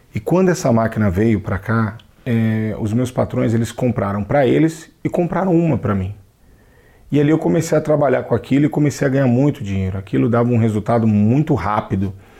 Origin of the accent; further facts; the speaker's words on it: São Paulo, Brazil; sou natural de São Paulo